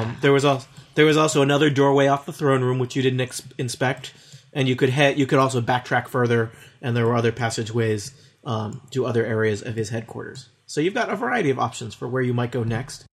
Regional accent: Midwest, United States; accent: Midwestern; I'm suppressing my Midwestern accent

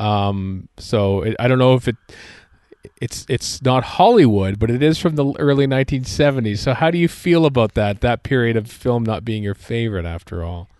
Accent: Canada; also born or lived in Edmonton, Alberta

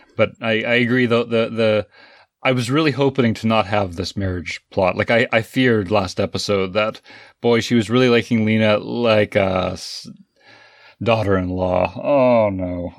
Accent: Canada; as a Canadian

